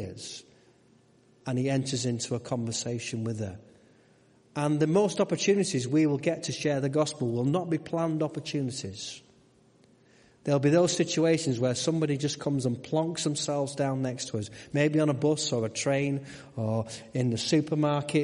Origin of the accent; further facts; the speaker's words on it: United Kingdom; We're very British. We don't like to sit with other people